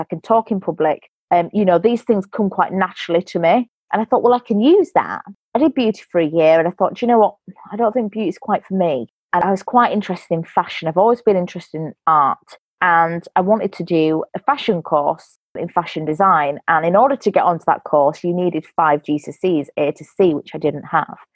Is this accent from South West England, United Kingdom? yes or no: no; Yorkshire and the Humber, United Kingdom; I'm from England, a place called West Yorkshire